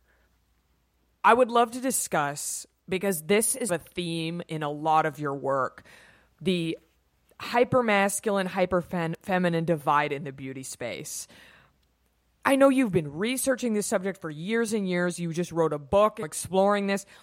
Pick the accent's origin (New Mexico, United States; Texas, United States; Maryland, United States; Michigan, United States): Texas, United States; I'm from Texas